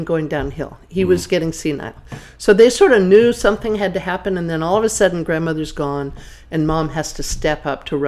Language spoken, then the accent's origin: English; Denver, Colorado, United States; I was born in Colorado, in Denver.